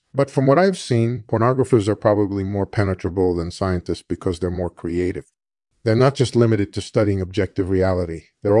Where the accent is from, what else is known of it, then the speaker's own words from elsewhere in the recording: Philadelphia, Pennsylvania, United States; I was born in 1946 in Philadelphia, and I grew up in a middle-class family.